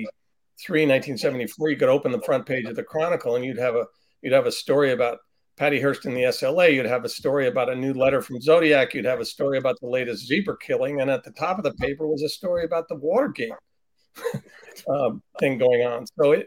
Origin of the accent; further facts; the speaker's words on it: San Francisco, California, United States; I was born in San Francisco to a journalist father and a mother with a Stanford English graduate. And I just grew up kind of knowing how to write a sentence.